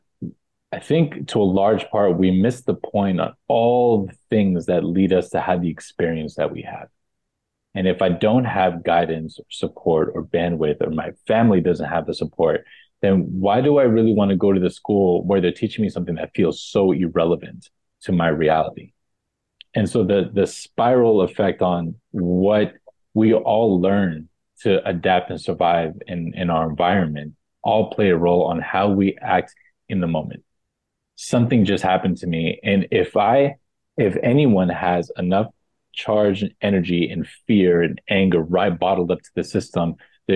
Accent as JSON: {"language": "English", "town": "New York City", "region": "New York", "country": "United States", "tie": "born or raised there", "also_born_or_lived": "Texas", "said": "My mom and my sisters and I came to New York kind of to run away from my dad"}